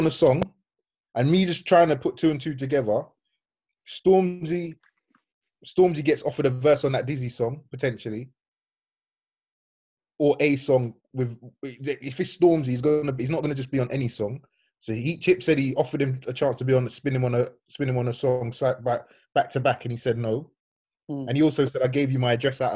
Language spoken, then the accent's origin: English; London, United Kingdom; I grew up in London, and London's a small place